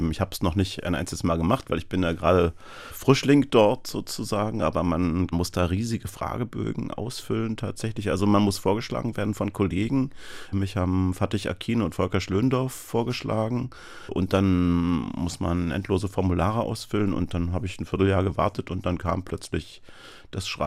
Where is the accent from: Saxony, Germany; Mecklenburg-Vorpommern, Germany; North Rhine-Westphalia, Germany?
Mecklenburg-Vorpommern, Germany; Schwerin; Ich bin ja in Theaterkantinen groß geworden, kann man sagen. Überwiegend in Schwerin.